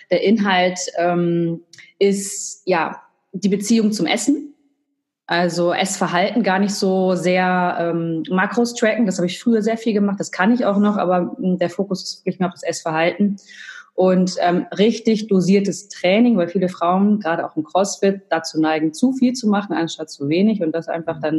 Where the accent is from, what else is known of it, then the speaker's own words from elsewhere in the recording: United States; now in Germany; Also ich bin Amerikanerin, ich war öfter da, auch zwei Jahre mal zur Highschool